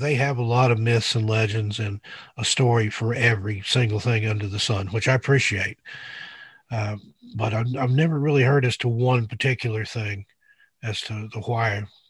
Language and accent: English; Knoxville, Tennessee, United States; also born or lived in Oak Ridge; I grew up in East Tennessee, born and raised in the Knoxville, Oak Ridge area.